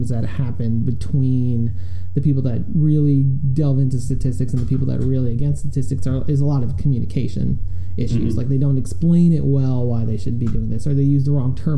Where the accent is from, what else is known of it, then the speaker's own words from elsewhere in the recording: upstate New York, United States; moved away; I grew up in New York State, upstate New York